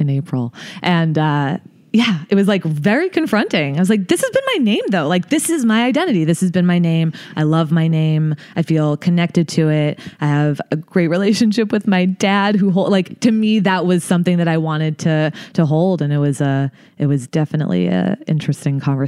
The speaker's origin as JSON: {"language": "English", "region": "New Jersey", "country": "United States", "tie": "born or raised there", "said": "I'm from New Jersey originally. Grew up there"}